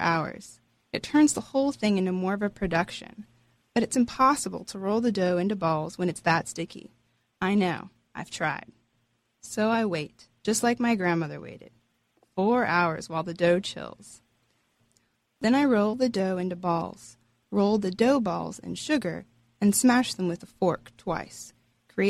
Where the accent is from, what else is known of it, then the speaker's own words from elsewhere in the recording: Texas, United States; we're Texan